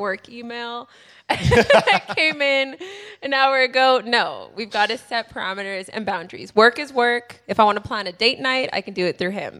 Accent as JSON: {"language": "English", "country": "Canada", "said": "I'm so Canadian like"}